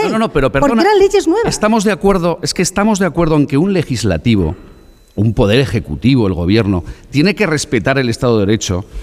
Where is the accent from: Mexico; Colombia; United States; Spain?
Spain; El Bierzo, Castile and León; del Bierzo